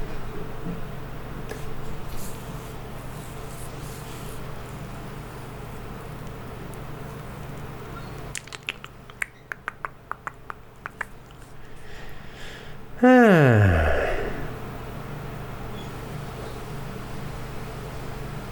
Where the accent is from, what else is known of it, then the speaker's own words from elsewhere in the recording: United States; moved away as an adult; also born or lived in San Francisco; now in Japan; I'm from the United States, from America